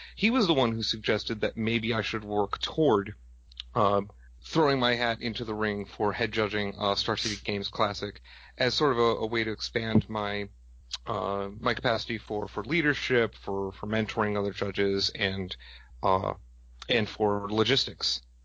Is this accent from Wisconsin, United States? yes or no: yes; Madison, Wisconsin, United States; I'm from Madison, Wisconsin